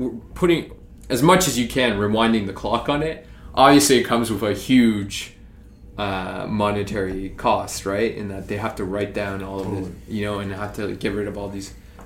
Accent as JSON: {"language": "English", "country": "Canada", "said": "as a Canadian"}